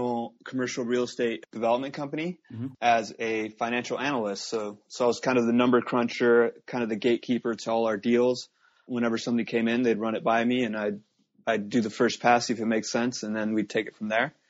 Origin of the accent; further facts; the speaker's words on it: Los Angeles, California, United States; I was born and raised here in Southern California, the LA area